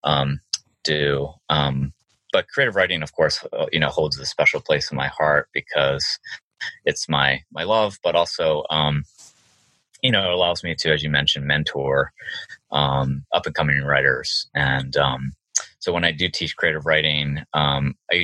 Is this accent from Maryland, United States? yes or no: yes; Maryland, United States; also born or lived in Virginia; now in Northern Virginia, United States; even though I live in Virginia, I called it the Maryland Literary Review because I grew up in Maryland